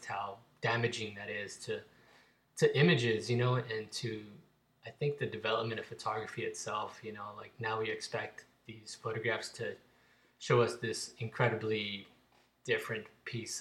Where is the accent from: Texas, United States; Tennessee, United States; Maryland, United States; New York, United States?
Texas, United States; Fort Worth; where I grew up in Fort Worth